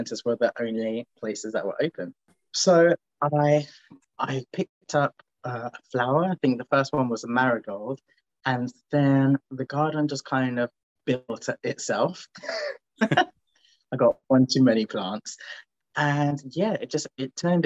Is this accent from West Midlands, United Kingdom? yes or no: no; London, United Kingdom; moved away as an adult; now in Manchester, United Kingdom; originally I'm from London and I went to uni in Manchester.